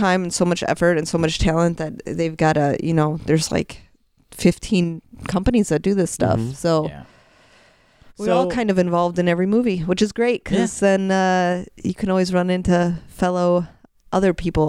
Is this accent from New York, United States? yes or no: no; Highland, Indiana, United States; moved away; also born or lived in Chicago; I'm from Highland, Indiana.